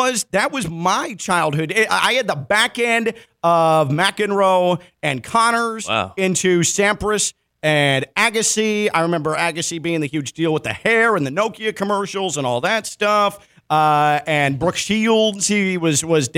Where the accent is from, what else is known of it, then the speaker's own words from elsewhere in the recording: Chicago, Illinois, United States; now in West Palm Beach, United States; as a youngster growing up in Chicago with that Bulls-Knicks rivalry